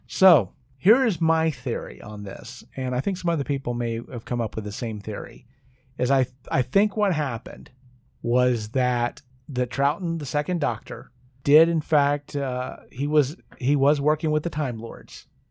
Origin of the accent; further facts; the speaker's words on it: United States; I'm an American